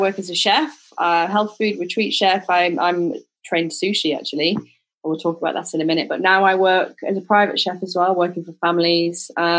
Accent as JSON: {"language": "English", "region": "the north of England", "country": "United Kingdom", "also_born_or_lived": "Leeds / London", "moved": "as an adult", "lives_now": "Ibiza, Spain", "said": "And that's kind of the north of England. But then my husband's from the middle of England, Lincolnshire, but we've both lived in Leeds. I've lived in London. But now we call Ibiza home, and it does feel like home actually more than England did"}